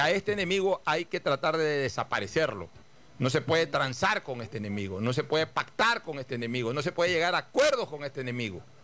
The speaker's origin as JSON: {"language": "Spanish", "town": "Guayaquil", "region": "Guayas", "country": "Ecuador", "said": "Como carceleros que somos cada uno de los guayaquileños"}